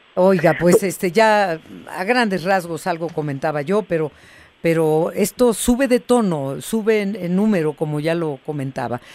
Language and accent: Spanish; Mexico; como mexicanos